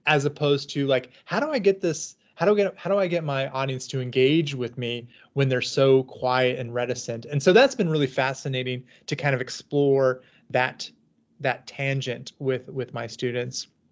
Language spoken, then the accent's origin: English; Southern California, United States; moved away as an adult; also born or lived in Washington; now in Kansas City, United States; I'm from Southern California